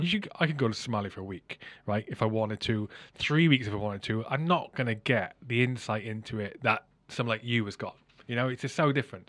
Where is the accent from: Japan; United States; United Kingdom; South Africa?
United Kingdom; Wales; now in England; I grew up in Wales, I live in England, you know, I've got Irish mother, Scottish father